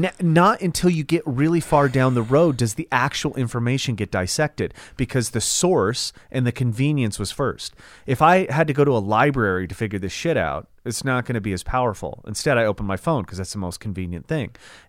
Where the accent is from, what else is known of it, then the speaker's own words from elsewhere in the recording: the South, United States; Well, because I'm from the South and I don't read too good, I'm just going to read the title and that'll do it for me.